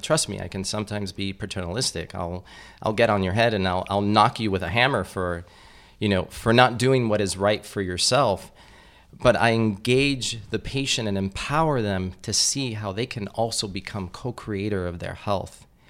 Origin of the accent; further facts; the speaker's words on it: Miami, Florida, United States; I grew up in Miami, which is kind of like little Cuba